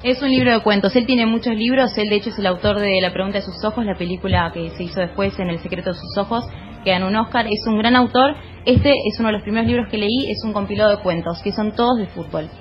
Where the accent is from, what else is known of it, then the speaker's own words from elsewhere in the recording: Argentina; somos los argentinos